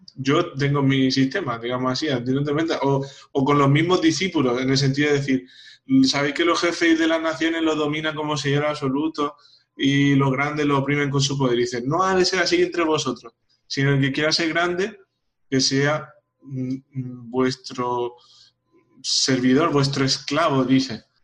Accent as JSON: {"language": "Spanish", "country": "Paraguay", "said": "soy paraguayo"}